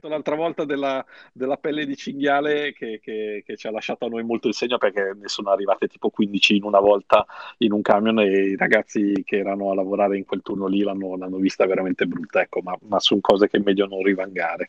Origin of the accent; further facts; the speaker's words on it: Milan, Lombardy, Italy; io sono di Milano